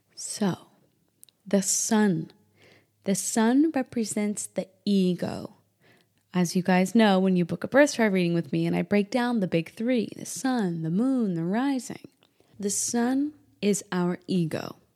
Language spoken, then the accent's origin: English; Indiana, United States; moved away; also born or lived in New Hampshire / South Texas; born and partially raised in Indiana and New Hampshire